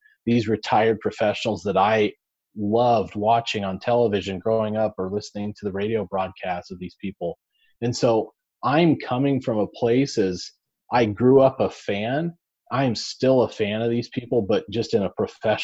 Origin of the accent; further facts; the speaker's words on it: Nebraska, United States; I'm from Nebraska, I was born and raised here.